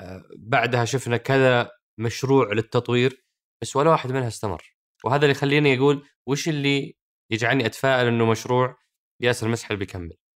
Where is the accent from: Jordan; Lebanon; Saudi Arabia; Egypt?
Saudi Arabia; عندنا في السعوديه